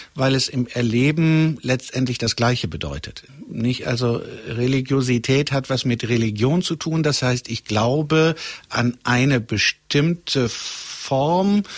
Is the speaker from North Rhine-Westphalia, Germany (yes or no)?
yes; Gelsenkirchen / Möhnesee, North Rhine-Westphalia, Germany; halb aus Gelsenkirchen